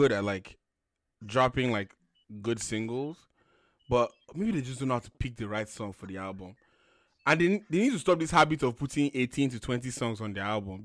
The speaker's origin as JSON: {"language": "English", "town": "Ikenne", "region": "Ogun State", "country": "Nigeria", "tie": "born or raised there", "said": "Ikene, my hometown"}